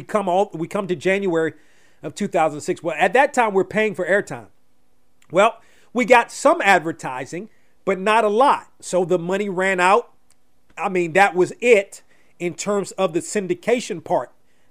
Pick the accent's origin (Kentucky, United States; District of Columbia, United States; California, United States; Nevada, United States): District of Columbia, United States; Washington; Was happy to be home in my hometown area.